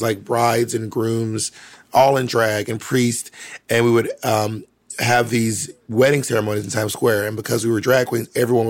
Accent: Georgia, United States; I'm from Georgia.

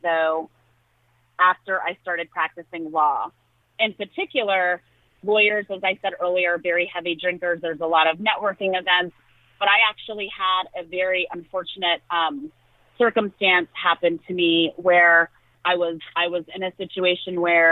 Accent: United States; I was raised in rural America.

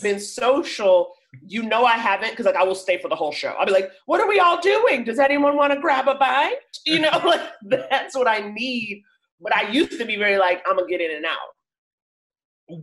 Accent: New York, United States; moved away as an adult; now in Los Angeles, United States; I grew up in Harlem

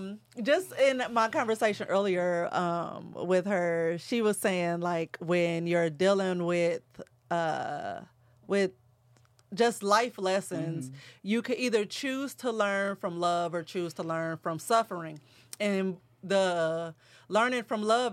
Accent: St. Louis, Missouri, United States; moved away; we're from St. Louis

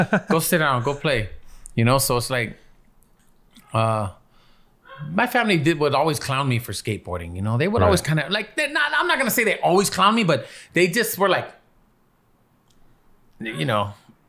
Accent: Los Angeles, California, United States; You know, it's how it is life growing up in Echo Park, how it used to be.

